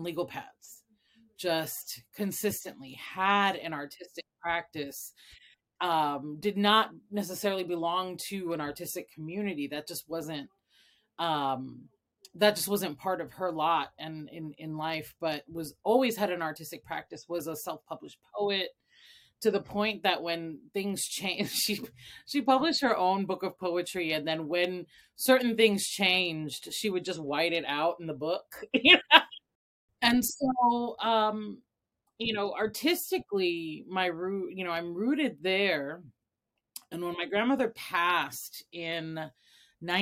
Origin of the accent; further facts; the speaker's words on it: Chicago, Illinois, United States; also born or lived in Mayagüez, Puerto Rico; I was born in Mayagüez, Puerto Rico, and came to Chicago at a young age after my parents' divorce. I was raised by a single mom here in Chicago